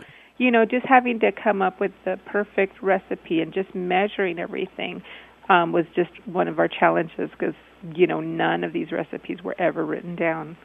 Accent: El Paso, Texas, United States; also born or lived in Austin / San Antonio; we're from El Paso

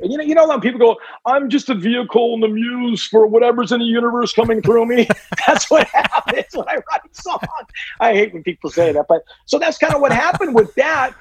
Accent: Southern California, United States; growing up in Southern California.

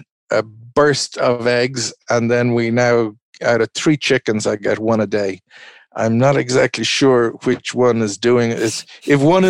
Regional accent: Ireland; I'm an Irishman

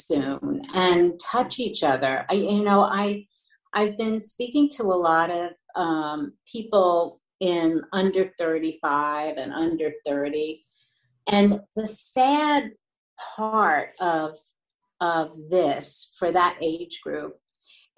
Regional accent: New York, United States; I was born and raised in New York, so I'm very sentimental about it

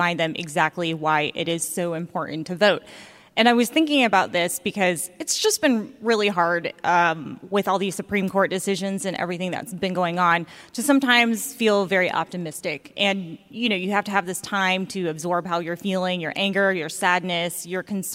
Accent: Augusta, Georgia, United States; when I was young, growing up in Augusta, Georgia

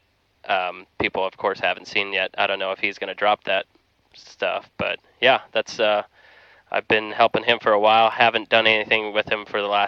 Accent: Dundee, Ohio, United States; accent: Amish; I'm from south of Canton, Ohio. A small town called Dundee is where I'm from.

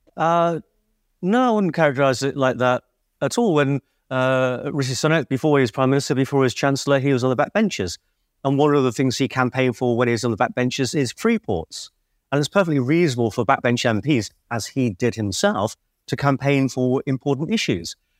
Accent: Liverpool, North West England, United Kingdom; I'm from Liverpool

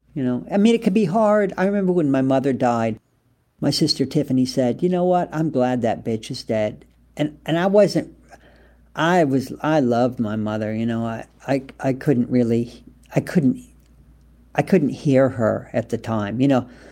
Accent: United States; moved away as an adult; also born or lived in France / England; I was American

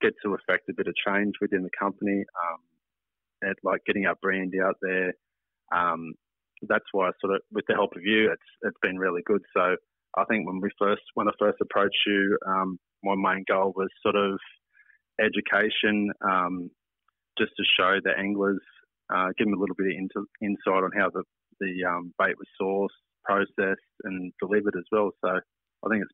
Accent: Tweed, New South Wales, Australia; born and bred in Tweed. Been in my whole life.

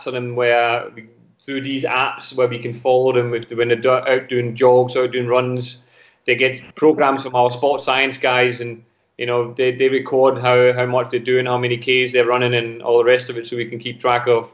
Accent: Denmark; English is a second language; moved away as an adult; also born or lived in Glasgow

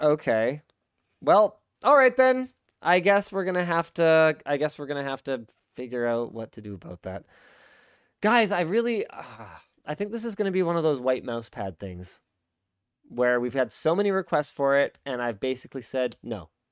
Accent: Canada; as a Canadian content creator

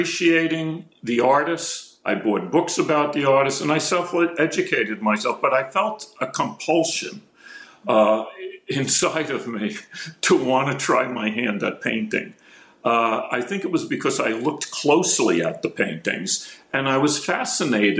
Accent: Palisades Park, New Jersey, United States; I grew up in Palisades Park, New Jersey.

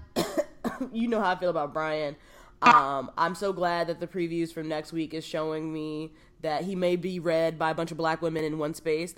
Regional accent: New York City, New York, United States; I grew up in the South Bronx.

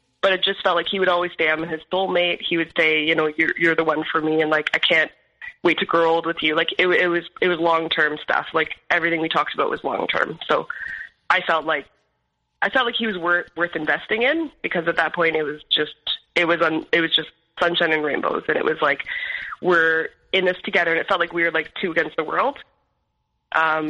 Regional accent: Ontario, Canada; born or raised there; moved away; also born or lived in Alberta

